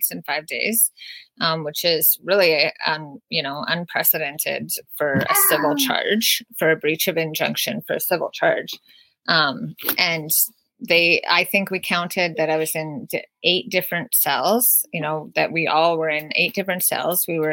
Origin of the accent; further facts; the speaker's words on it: Wet'suwet'en territory, British Columbia, Canada; our Wet'suwet'en rights and our access to the land